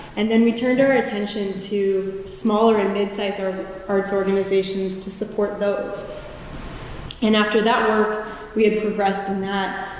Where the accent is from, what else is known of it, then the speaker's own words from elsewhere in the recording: Fort Wayne, Indiana, United States; I was born in Fort Wayne, Indiana. And from the cornfields of Indiana